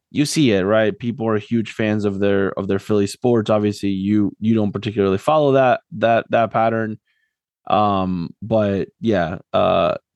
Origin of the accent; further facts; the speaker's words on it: Argentina; me growing up in Argentina